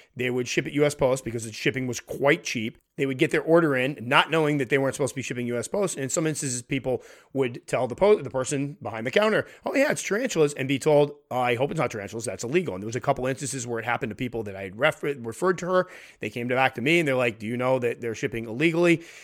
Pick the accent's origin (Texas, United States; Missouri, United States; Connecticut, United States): Connecticut, United States; my home state of Connecticut